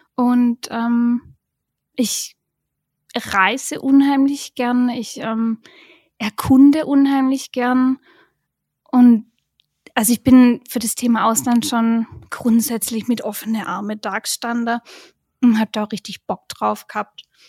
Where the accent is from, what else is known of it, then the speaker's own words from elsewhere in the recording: Swabia, near Heilbronn, Baden-Württemberg, Germany; accent: Swabian; moved away as an adult; now in Beijing, China; ich bin im Schwabeland bei Heilbronn aufgewachsen